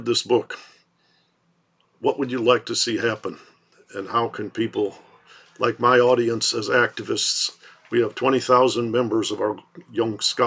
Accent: Detroit, Michigan, United States; grown up in Detroit

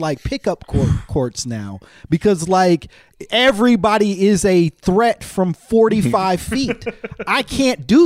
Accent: Chicago, Illinois, United States; I grew up, obviously I'm from Chicago

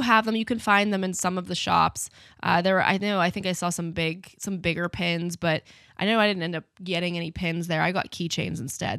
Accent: United States; being American

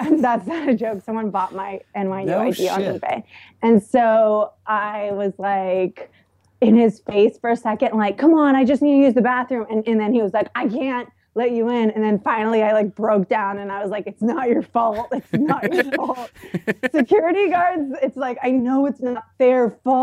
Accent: Tampa, Florida, United States; I'm from Tampa

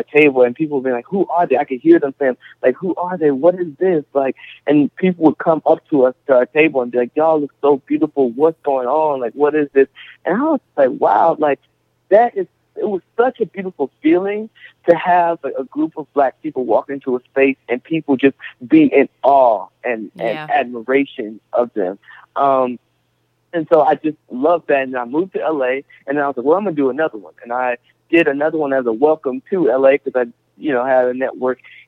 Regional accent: Cassatt, South Carolina, United States; moved away as an adult; I grew up in South Carolina, like I said, in the South

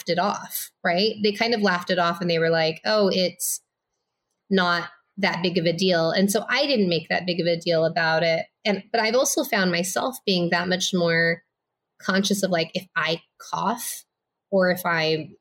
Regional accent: Los Angeles, California, United States; also born or lived in Minnesota; I was born in Minnesota. I grew up in like the Inland Empire of Los Angeles, which is like the east side of Los Angeles

